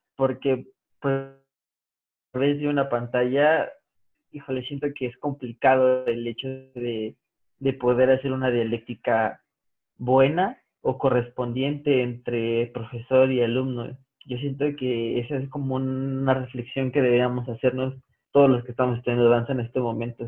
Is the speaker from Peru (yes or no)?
no; Mexico; como mexicanos